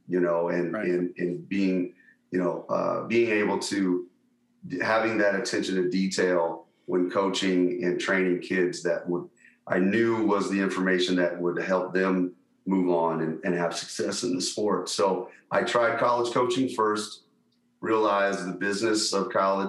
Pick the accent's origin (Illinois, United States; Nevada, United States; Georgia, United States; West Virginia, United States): Nevada, United States; Las Vegas; I grew up here in Vegas, Las Vegas